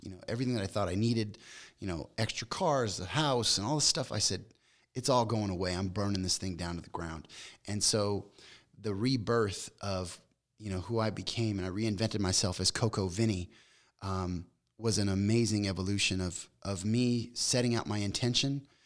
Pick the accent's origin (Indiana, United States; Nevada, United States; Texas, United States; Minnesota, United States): Nevada, United States; Las Vegas; moved away as an adult; also born or lived in Long Beach, California; I grew up in Vegas